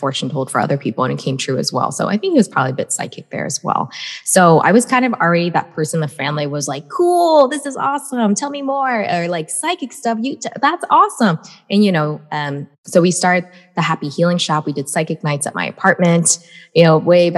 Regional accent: United States; I was born in America

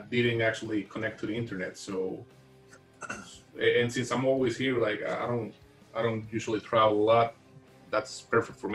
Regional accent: Costa Rica; I'm Costa Rican. I'm still here. Like I'm not in the U.S. or anything. So no. I'm sure you knew something was up when you heard my accent

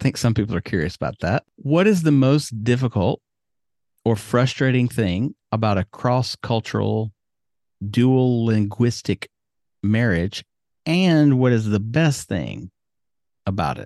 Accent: United States; moved away as an adult; now in Yamaguchi, Japan; as an American

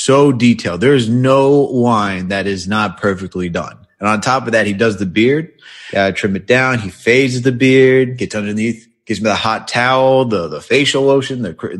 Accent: White Plains, New York, United States; How'd you like my hometown?

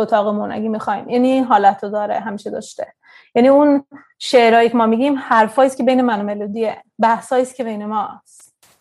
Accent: Sweden; also born or lived in Tehran, Iran / India; تو سوئد بزرگ شدم

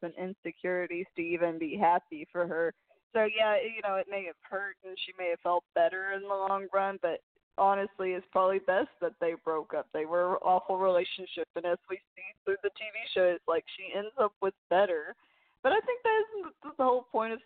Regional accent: New York, United States; I'm from New York

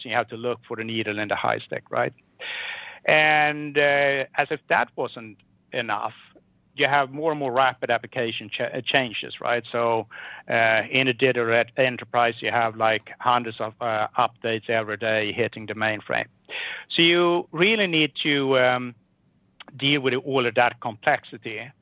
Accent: Sweden; growing up in Sweden.

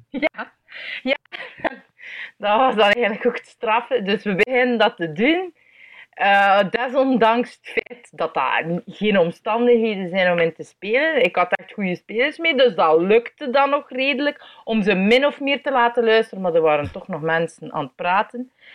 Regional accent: Belgium; ik ben een improcomedian uit België.

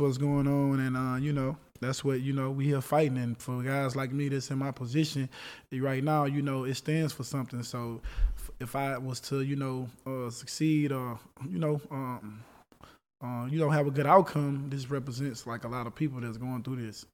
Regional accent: Texas, United States; I'm from Texas

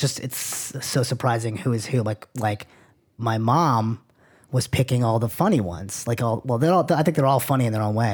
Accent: Manchester, New Hampshire, United States; moved away; And this is in Manchester, New Hampshire. I'm from New Hampshire

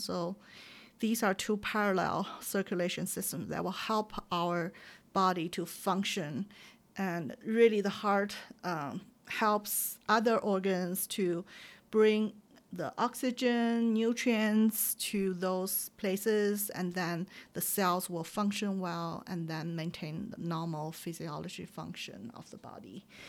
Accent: China; moved away; when I grew up in China.

